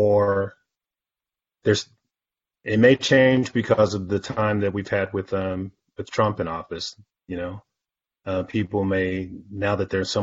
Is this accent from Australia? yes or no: no; United States; I'm an American. I feel like I have an American name